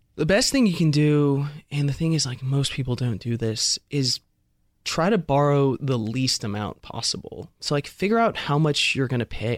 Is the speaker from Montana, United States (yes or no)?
no; California, United States; I'm from California. When I was graduating high school, you go to U C Berkeley